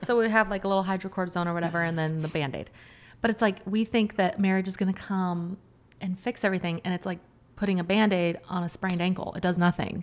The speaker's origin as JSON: {"language": "English", "region": "Washington", "country": "United States", "tie": "born or raised there", "said": "I grew up in Washington"}